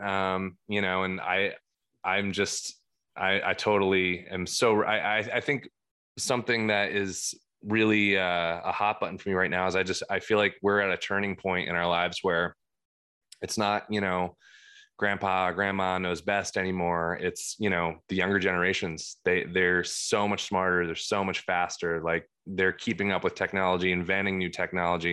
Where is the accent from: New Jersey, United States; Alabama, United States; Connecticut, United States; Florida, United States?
New Jersey, United States; Cream Ridge; I grew up in, uh, Cream Ridge. It's the, uh, creamiest ridge that, uh, New Jersey has to offer